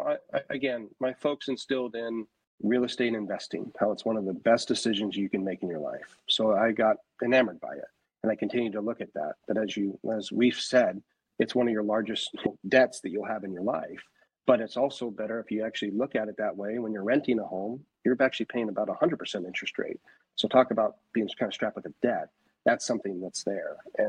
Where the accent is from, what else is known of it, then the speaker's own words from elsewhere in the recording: Northwest, United States; I started in residential real estate in California, and I'm born and raised in the Northwest. So family pulled me back here after college